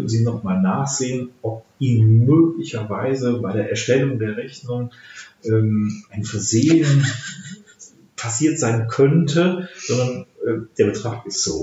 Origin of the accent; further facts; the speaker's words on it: Germany; also als Deutsche reden wir manchmal so um den heißen Brei herum